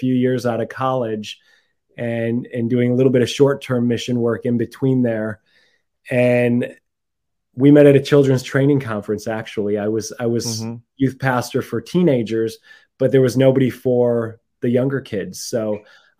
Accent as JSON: {"language": "English", "region": "Massachusetts", "country": "United States", "also_born_or_lived": "Mexico / Central America / Bay Area, California", "moved": "as an adult", "lives_now": "California, United States", "said": "I'm from Massachusetts"}